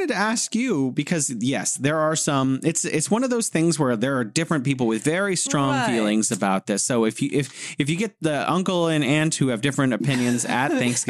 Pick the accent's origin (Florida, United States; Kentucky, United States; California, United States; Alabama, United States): California, United States; moved away as an adult; now in Beijing, China; I'm from the Golden State, sunny California, and now living here in City of Museums, beautiful Beijing.